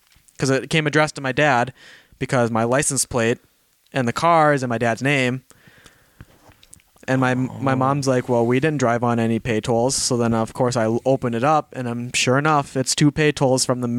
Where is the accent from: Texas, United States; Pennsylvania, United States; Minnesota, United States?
Minnesota, United States; We're from Minnesota